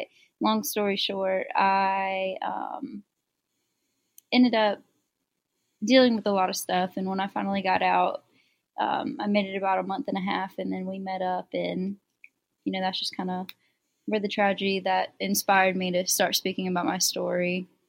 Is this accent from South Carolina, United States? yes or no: yes; Greenville, South Carolina, United States; Greenville, South Carolina.